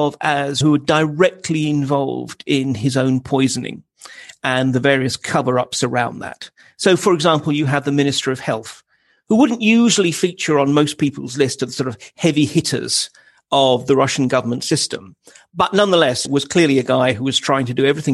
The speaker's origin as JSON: {"language": "English", "country": "United Kingdom", "said": "as a Brit"}